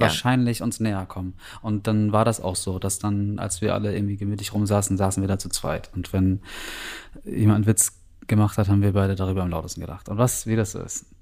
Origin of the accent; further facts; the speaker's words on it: Northern Germany, Germany; moved away; also born or lived in New Zealand; als Norddeutsche